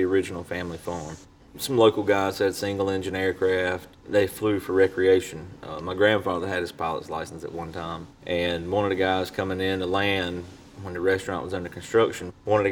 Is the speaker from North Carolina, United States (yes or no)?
yes; Ayden, North Carolina, United States; where we're from. And to most people, there's probably nothing special about Eastern North Carolina, but it's home